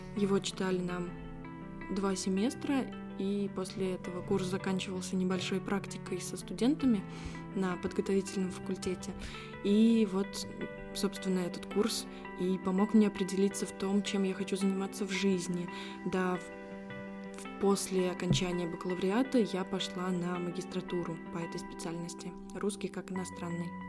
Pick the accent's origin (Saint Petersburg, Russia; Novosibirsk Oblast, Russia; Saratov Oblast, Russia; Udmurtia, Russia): Saratov Oblast, Russia; Saratov; Саратов мой родной город